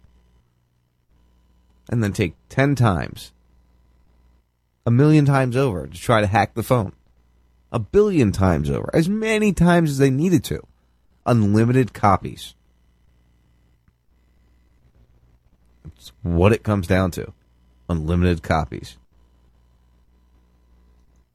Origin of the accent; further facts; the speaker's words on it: New Jersey, United States; I'm from Jersey